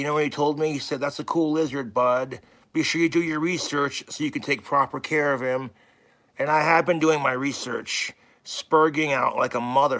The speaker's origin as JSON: {"language": "English", "town": "Valley City", "region": "North Dakota", "country": "United States", "tie": "born or raised there", "said": "all three of the dogs I had growing up in Valley City have now passed away."}